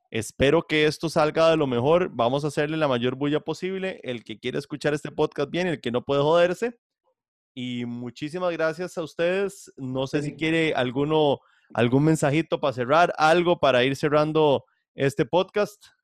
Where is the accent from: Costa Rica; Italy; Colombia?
Costa Rica; moved away; Yo soy simplemente un costarricense que viene el extranjero